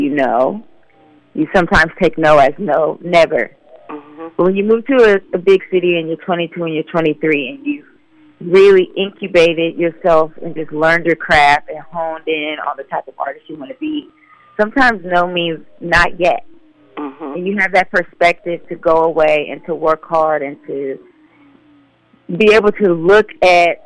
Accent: Decatur, Illinois, United States; also born or lived in Peoria, Illinois; I was raised in Decatur, Illinois

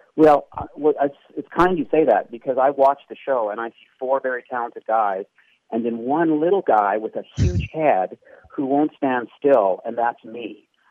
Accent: Canada; I'm a Canadian

